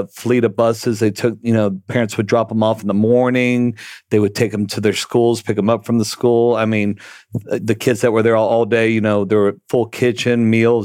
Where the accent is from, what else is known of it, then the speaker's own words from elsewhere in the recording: Plano, Texas, United States; also born or lived in Houston, Texas; I was born in Houston, Texas, raised in Plano, and went through high school